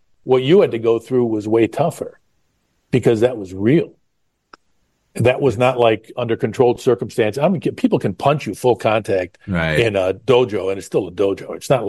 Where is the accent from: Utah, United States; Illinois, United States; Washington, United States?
Illinois, United States; Chicago; There was some interesting times growing up in the South Side regions.